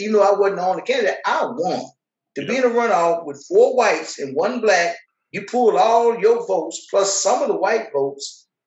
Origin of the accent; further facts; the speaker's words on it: Fort Worth, Texas, United States; also born or lived in Tyler, Texas; We moved from Tyler to Fort Worth in third grade. So the majority of my life from third grade up until this day has been Fort Worth.